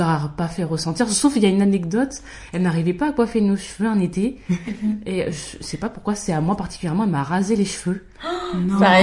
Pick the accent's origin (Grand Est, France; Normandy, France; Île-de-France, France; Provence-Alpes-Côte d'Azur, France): Île-de-France, France; Val-d'Oise; j'ai grandi dans le 95.